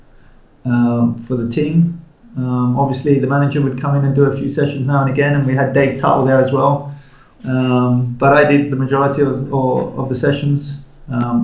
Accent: England, United Kingdom; moved away; also born or lived in India; although I'm English, I've been away for a long time

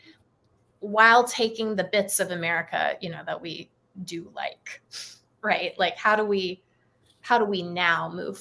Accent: United States; I'm an American

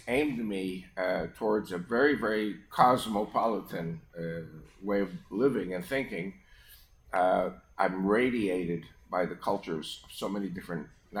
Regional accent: New York, United States; first language Spanish; English is a second language; moved away; also born or lived in Israel; they were Spanish-speaking Argentinian Jews. And they moved to New York, and I was born a few months later. So I'm American-born, but okay. I spoke Spanish first in my home.

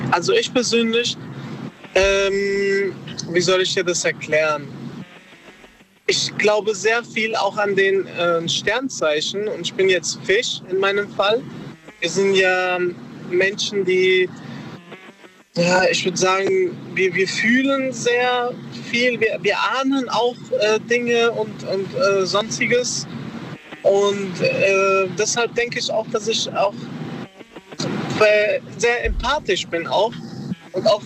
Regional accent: Darmstadt, Hesse, Germany; Ich komme aus Darmstadt.

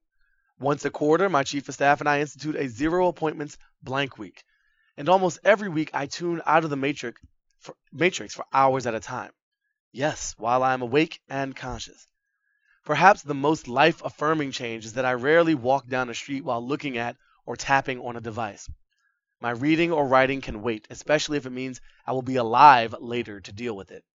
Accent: Boston, Massachusetts, United States; moved away; Boston was once my hometown

